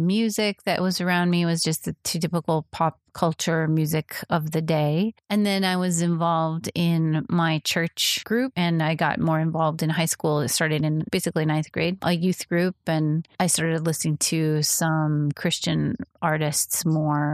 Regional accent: Midwest, United States; I was raised in the Midwest

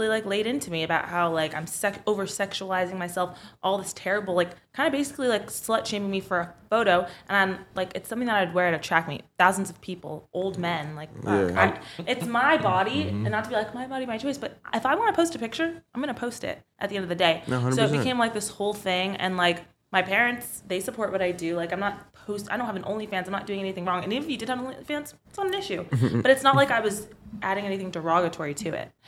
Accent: Florida, United States; moved away; I'm from Florida.

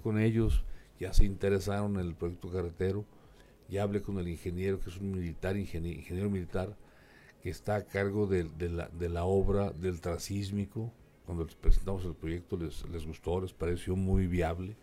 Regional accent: Durango, Mexico; Yo soy de Durango, Durango, de la tierra de los alacranes.

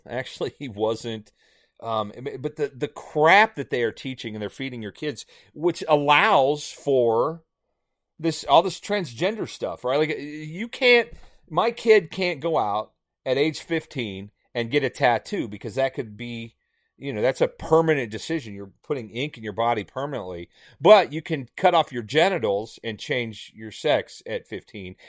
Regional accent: Indiana, United States; moved away; I grew up in Indiana

